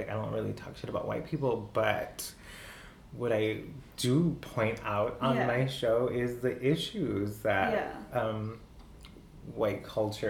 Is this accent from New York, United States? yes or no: no; El Paso, Texas, United States; because I grew up in El Paso, so I learned Texas history, because that was a requirement